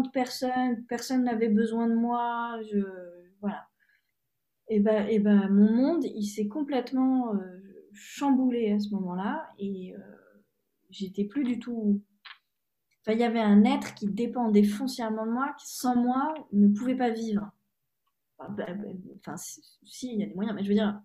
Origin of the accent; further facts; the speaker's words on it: France; moved away; also born or lived in Hungary; je suis française en Hongrie